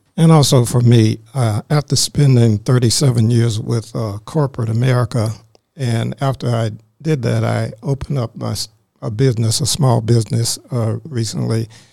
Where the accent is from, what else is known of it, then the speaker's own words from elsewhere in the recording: Greer, South Carolina, United States; now in Forsyth County, Georgia, United States; I grew up in South Carolina in a little small called Greer, South Carolina